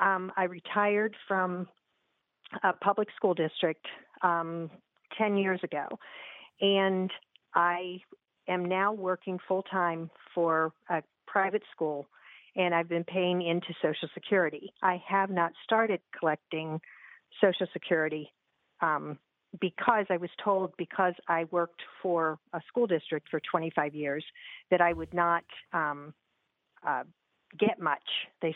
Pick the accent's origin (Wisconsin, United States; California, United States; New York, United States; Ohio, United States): Ohio, United States; Columbus; now in Cincinnati, United States; I'm originally from Columbus, and when I moved to Cincinnati